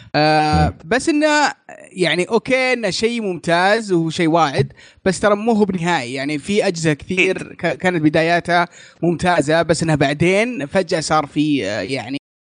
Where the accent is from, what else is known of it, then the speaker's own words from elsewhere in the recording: Saudi Arabia; عندنا في السعوديه